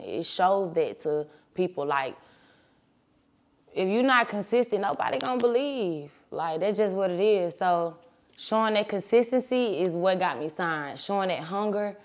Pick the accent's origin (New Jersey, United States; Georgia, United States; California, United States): Georgia, United States; Atlanta; also born or lived in Little Rock, Arkansas / Fort Lauderdale, Florida; Sixth grade, I moved to Atlanta. Been here since. Started off on the east side, and I done been to school in every county in Atlanta, so in metro Atlanta